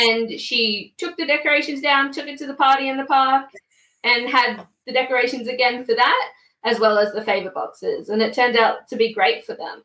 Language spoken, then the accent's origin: English; Queensland, Australia; now in Melbourne, Australia; I'm originally from Queensland, but I'm living in Melbourne.